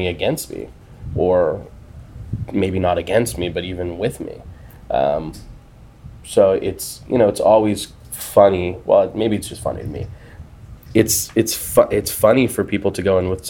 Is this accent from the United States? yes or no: no; Canada; I'm Canadian